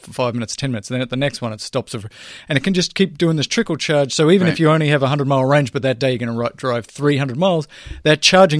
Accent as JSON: {"language": "English", "town": "Melbourne", "region": "Victoria", "country": "Australia", "tie": "born or raised there", "said": "So I grew up in Australia, and in Melbourne, which is a big city, 4 or 5 million people, they have the same thing."}